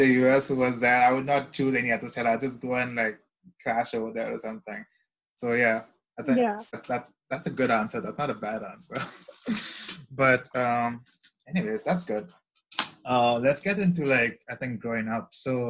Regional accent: Dubai, United Arab Emirates; I grew up in Dubai

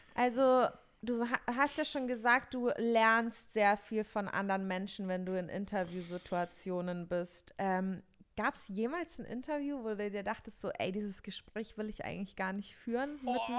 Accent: Bavaria, Germany; moved away; ich komme aus Bayern

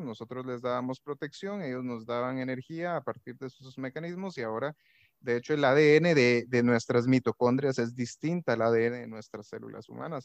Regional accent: Guatemala; moved away as an adult; now in Costa Rica; me mudé aquí a Costa Rica, porque yo soy guatemalteco

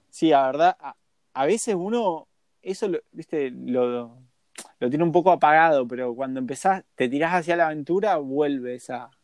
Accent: Argentina; Nacimos en Argentina

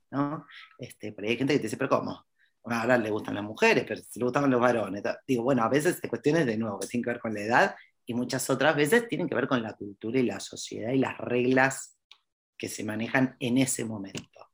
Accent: Argentina; yo soy argentina

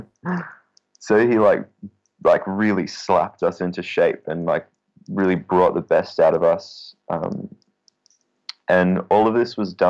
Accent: Australia; As an Australian

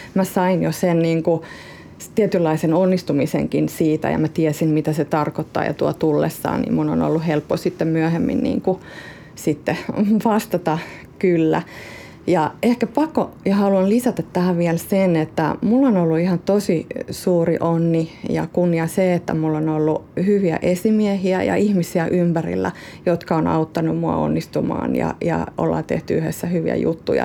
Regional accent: South Ostrobothnia, Finland; accent: Ostrobothnian dialect; moved away as an adult; now in Helsinki, Finland; lapsuuden kodilla ja sillä ympäristöllä, missä on kasvanut. Ja mä oon syntynyt Etelä-Pohjanmaalla

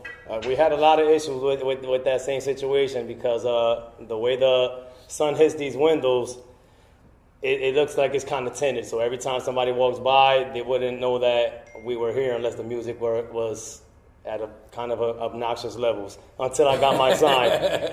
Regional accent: Paterson, New Jersey, United States; now in Belleville, United States; But I grew up in Patterson. Been there. I actually just moved out of Patterson 3 years ago. I moved to Belleville.

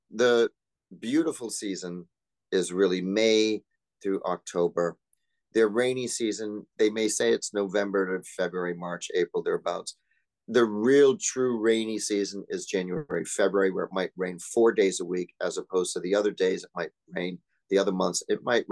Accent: New Bedford, Massachusetts, United States; also born or lived in Los Angeles, California; now in Porto, Portugal; born and raised in New Bedford, Massachusetts, a small little town outside of Cape Cod

